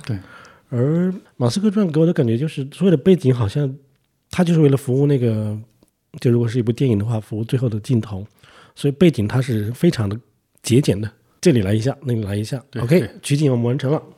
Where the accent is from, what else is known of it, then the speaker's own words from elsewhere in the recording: China; 作为中国人，我不知道